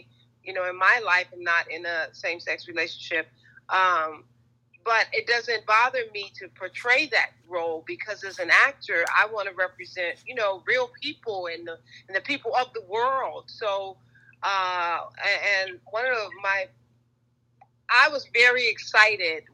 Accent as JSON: {"language": "English", "town": "Chicago", "region": "Illinois", "country": "United States", "said": "We're theater folk from Chicago"}